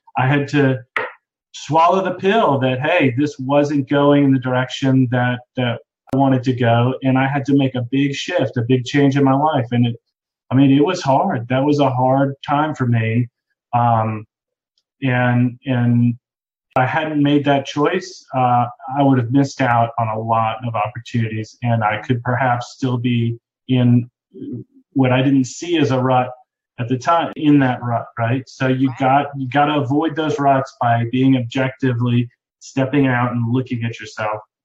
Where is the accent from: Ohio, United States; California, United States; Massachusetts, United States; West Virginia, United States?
Massachusetts, United States; Boston; moved away as an adult; now in North Carolina, United States; I'm originally from Boston, Massachusetts. That's where I was born and went to high school.